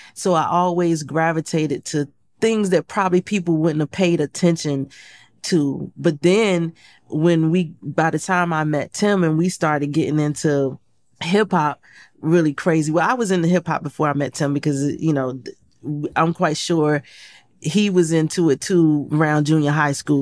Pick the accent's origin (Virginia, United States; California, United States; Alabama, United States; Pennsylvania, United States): Virginia, United States; Portsmouth; moved away; I grew up in Portsmouth, Virginia